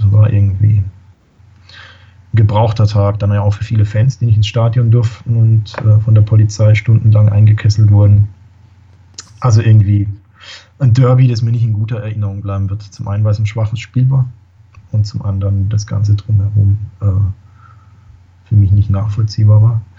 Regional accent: Karlsruhe, Baden-Württemberg, Germany; also man, man, man, als Karlsruher weiß man das, ja. Man fährt nach Stuttgart und verliert

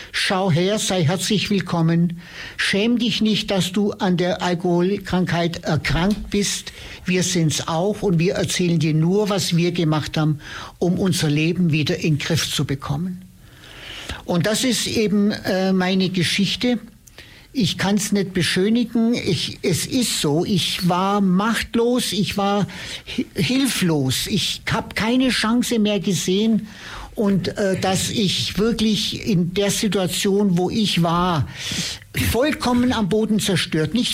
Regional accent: Ulm, Baden-Württemberg, Germany; Ich gehe nun seit diesen vielen Jahren regelmäßig in die Meetings, vorwiegend in Ulm, meiner Heimatstadt, aber auch hier im Landkreis.

